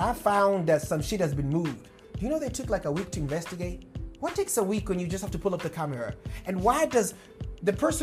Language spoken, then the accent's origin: English; Nairobi, Kenya; moved away; I was born in Nairobi too